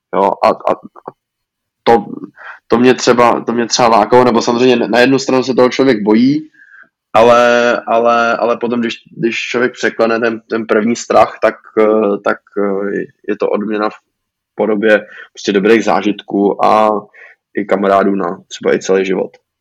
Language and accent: Czech; Czechia; u nás v Čechách